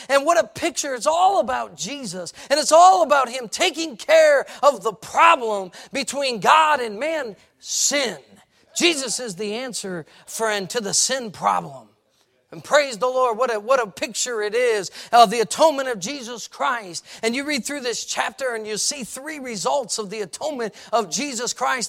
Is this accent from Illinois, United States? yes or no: yes; Chicago, Illinois, United States; moved away as an adult; now in Lancaster County, Pennsylvania, United States; I was a kid from Chicago